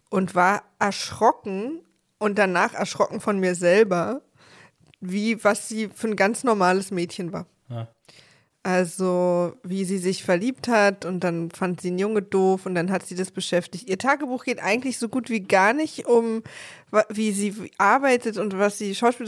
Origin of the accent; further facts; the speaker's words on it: East Germany, Germany; ich als Ossi